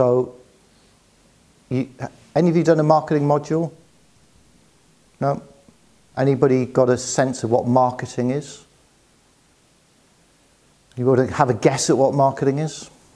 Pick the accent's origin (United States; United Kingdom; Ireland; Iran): United Kingdom; Newcastle upon Tyne, North East England; I'm from the northeast of England. So I grew up in Newcastle